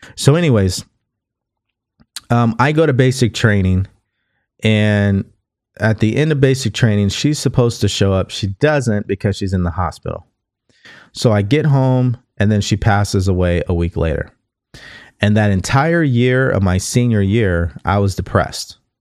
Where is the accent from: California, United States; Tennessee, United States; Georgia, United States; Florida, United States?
California, United States; also born or lived in Houston, Texas; I'm from California